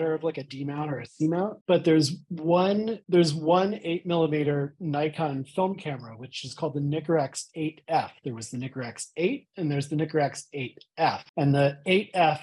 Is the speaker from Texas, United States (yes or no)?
no; Pittsburgh, Pennsylvania, United States; I'm from Pittsburgh